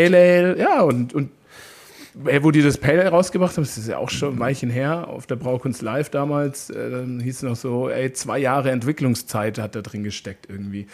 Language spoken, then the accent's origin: German; Neumarkt, Bavaria, Germany; moved away; also born or lived in Canada; ich bin ja aus Oberbayern ursprünglich